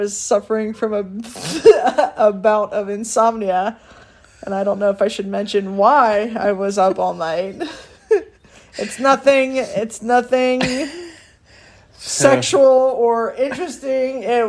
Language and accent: English; Pickerington, Ohio, United States; also born or lived in Reynoldsburg, Ohio; I'm a Pickerington High School grad, 2003. Last class to graduate in one high school. And Ohio State alum, 2007.